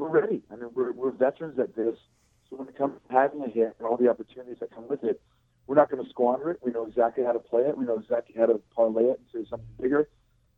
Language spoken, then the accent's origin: English; Winnipeg, Manitoba, Canada; now in Florida, United States; a street that I grew up on in Winnipeg in St. James